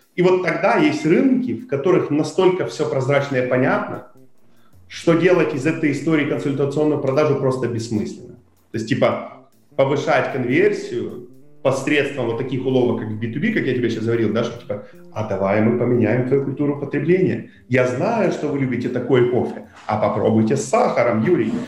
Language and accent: Russian; Kherson, Kherson Oblast, Ukraine; мы когда ездили, из Херсона